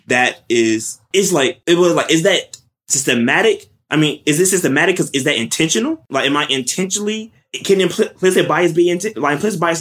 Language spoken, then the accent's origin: English; West Palm Beach, Florida, United States; moved away; I'm originally from West Palm Beach, Florida, South Florida